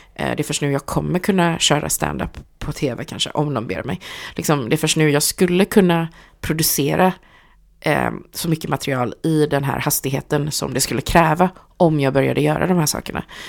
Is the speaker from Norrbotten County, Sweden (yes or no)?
no; Gothenburg, Västra Götaland, Sweden; jag är från Hammarkullen